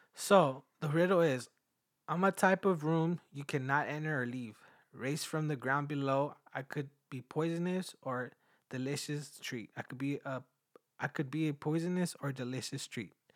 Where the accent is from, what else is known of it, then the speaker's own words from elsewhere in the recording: Mexico; moved away; also born or lived in United States; I was born in the U S, but I was raised in Mexico